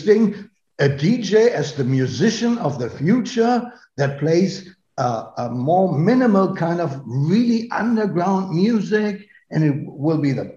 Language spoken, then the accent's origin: English; North Rhine-Westphalia, Germany; now in Berlin, Germany; I come from Westphalia